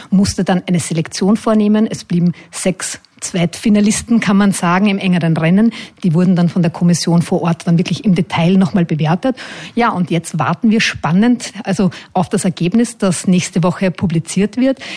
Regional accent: Austria; Ich glaube, als Österreicher mit dieser äh, Verbindung zur Monarchie ein absolutes Muss, einmal in einem der drei Orte gewesen zu sein.

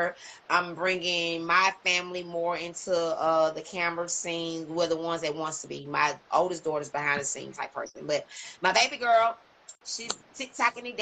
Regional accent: Louisiana, United States; I threw 318 on there because that's where I'm from in this body

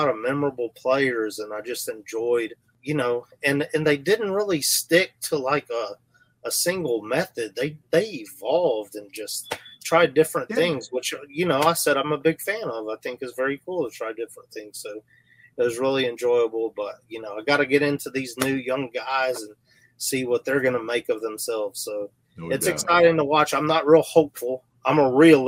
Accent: Houston, Texas, United States; I'm originally from North Houston

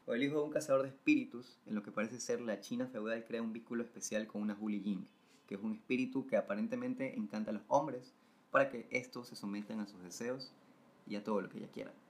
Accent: Salinas, Santa Elena, Ecuador; now in Guayaquil, Ecuador; soy foráneo, ustedes los ya conocen, soy de Salinas

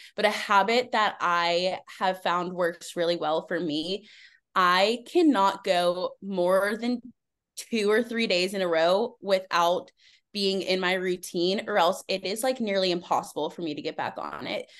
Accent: Pittsburgh, Pennsylvania, United States; I'm from Pittsburgh, Pennsylvania

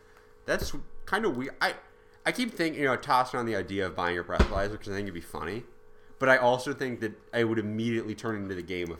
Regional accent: Australia; I'm Australian.

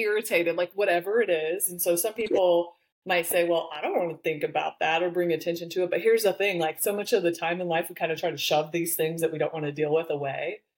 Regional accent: the Midwest of the United States, United States; I grew up in the Midwest of the United States. I'm definitely a small town girl

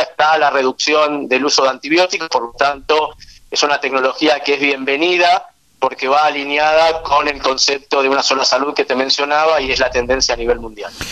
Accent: Argentina; also born or lived in Israel; Nací en Israel, y desde el año y medio de edad estoy viviendo en Argentina, así que prácticamente viví casi toda mi vida en nuestro país

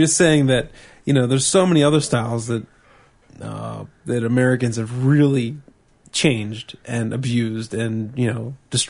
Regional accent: Australia; especially as I'm an Australian, and compared to the swill I drink called Victoria Bitter back home, Rhines isn't that bad.

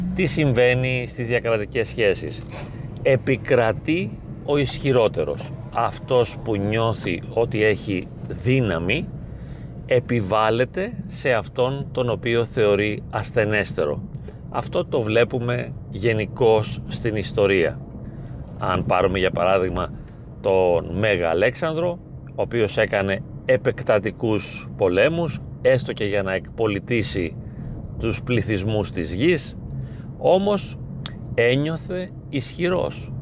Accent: Greece; εμείς τώρα ως Έλληνες

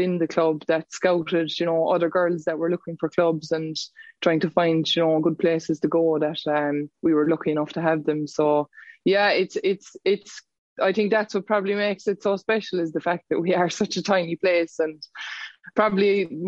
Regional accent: Newtown, Ireland; I'm from Newtown

